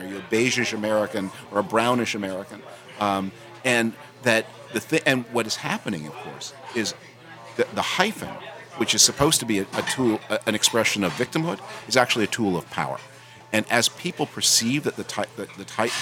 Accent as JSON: {"language": "English", "country": "Canada", "tie": "born or raised there", "moved": "yes", "lives_now": "United States", "said": "I'm an immigrant. I'm a naturalized U.S. citizen. I was born in Canada, and I became a citizen in 2007."}